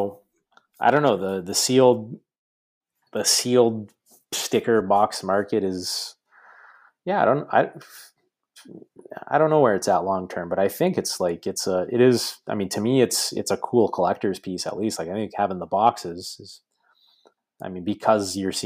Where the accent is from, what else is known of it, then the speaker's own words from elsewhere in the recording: Canada; to be a soccer fan in Canada and just my kind of experience growing up